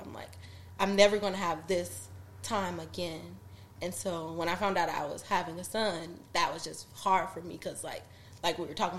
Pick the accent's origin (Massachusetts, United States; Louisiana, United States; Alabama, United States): Louisiana, United States; I'm from Louisiana.